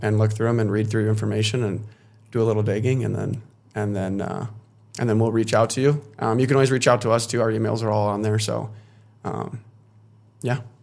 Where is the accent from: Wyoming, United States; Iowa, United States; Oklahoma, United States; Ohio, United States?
Wyoming, United States; Casper; also born or lived in Minot, North Dakota; I grew up here in Castro, Wyoming